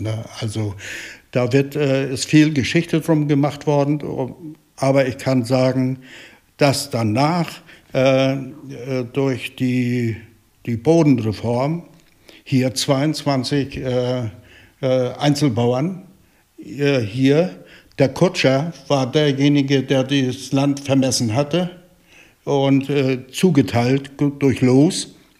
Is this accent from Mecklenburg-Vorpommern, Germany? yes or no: yes; Eickelberg, Mecklenburg-Vorpommern, Germany; ich bin hier geboren 1947, habe hier äh, die Kinderheit und die äh, Jugendzeit hier verbracht